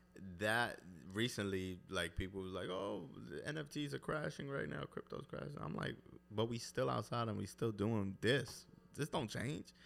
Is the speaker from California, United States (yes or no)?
no; New York City, New York, United States; I'm from East New York, Brooklyn, Ridgewood, Queens